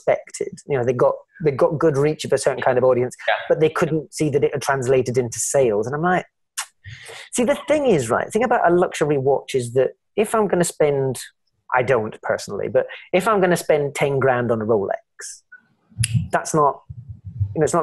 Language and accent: English; Scotland, United Kingdom; I'm Scottish.